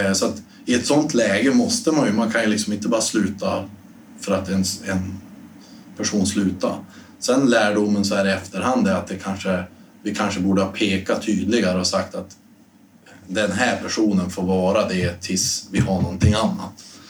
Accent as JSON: {"language": "Swedish", "town": "Storuman", "region": "Västerbotten County", "country": "Sweden", "tie": "born or raised there", "moved": "yes", "said": "hemma i Storuman"}